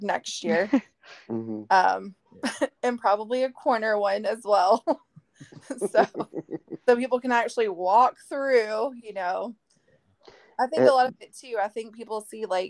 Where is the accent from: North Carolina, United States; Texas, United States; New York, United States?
Texas, United States; moved away; we're from Texas